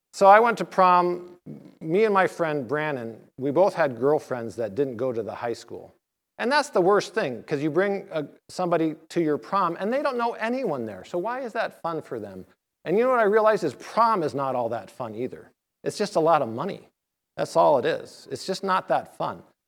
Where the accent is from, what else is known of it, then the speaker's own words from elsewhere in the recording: Tucson, Arizona, United States; moved away; I grew up in Tucson, Arizona